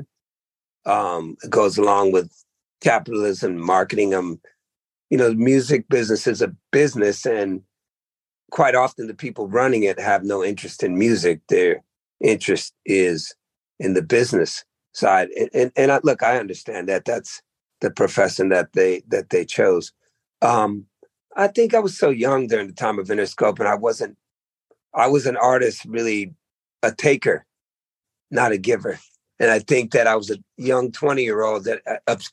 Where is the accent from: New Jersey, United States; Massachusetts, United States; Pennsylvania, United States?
Massachusetts, United States; the Berkshires; moved away; also born or lived in Oakland, California; I was born in Massachusetts, you know, and, you know, that town I was born, the Berkshires, was probably the whitest place in the world. And I went from there to the blackest place in the world, Oakland